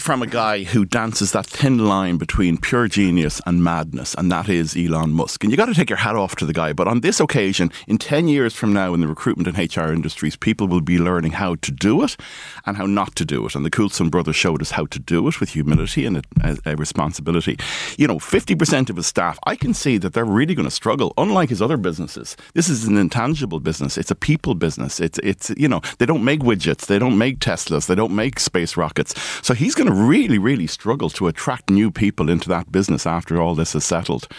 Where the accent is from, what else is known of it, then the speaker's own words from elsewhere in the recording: Wicklow, Leinster, Ireland; my hometown of Wicklow town